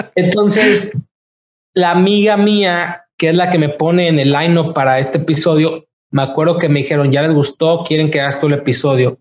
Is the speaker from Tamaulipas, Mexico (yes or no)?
yes; Tampico, Tamaulipas, Mexico; moved away as an adult; now in Los Angeles, United States; soy mexicano